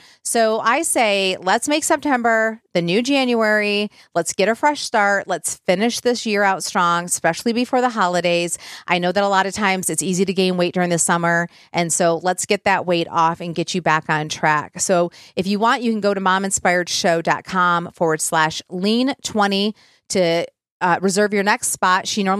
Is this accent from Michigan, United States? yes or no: yes; Michigan, United States; moved away